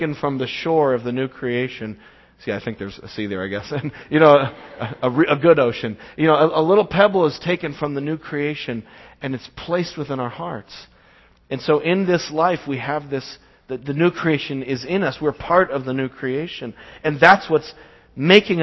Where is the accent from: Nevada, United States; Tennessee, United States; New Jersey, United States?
Nevada, United States; Las Vegas; moved away; I go back home to my hometown, Las Vegas, and see my family, see my parents, and I like to drive to the little house I grew up in.